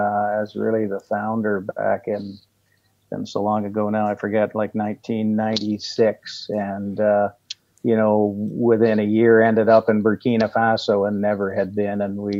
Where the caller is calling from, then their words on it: Ottawa, Ontario, Canada; Joining you from Ottawa, Ontario, Canada.